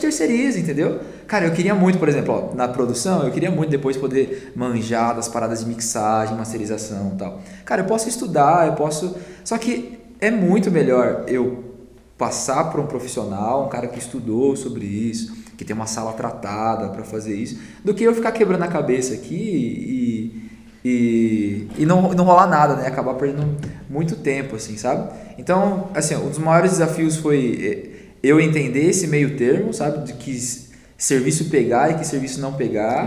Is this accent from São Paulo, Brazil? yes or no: yes; São Paulo, Brazil; moved away as an adult; now in Curitiba, Brazil; Eu sou de São Paulo, né? Eu vim para Curitiba em 2012.